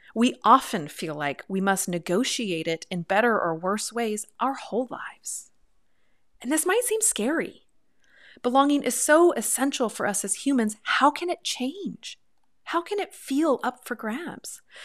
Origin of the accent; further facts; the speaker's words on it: Pacific Northwest, United States; I come from the Pacific Northwest